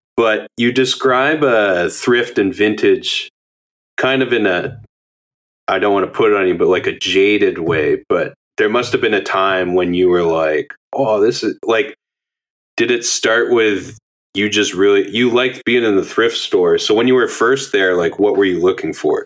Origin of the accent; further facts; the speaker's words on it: Alberta, Canada; now in Montreal, Canada; I'm from Alberta